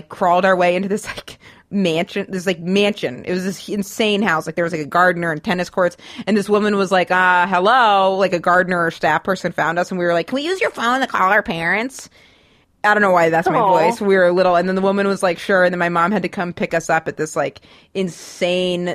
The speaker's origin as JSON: {"language": "English", "region": "Maine", "country": "United States", "tie": "born or raised there", "moved": "yes"}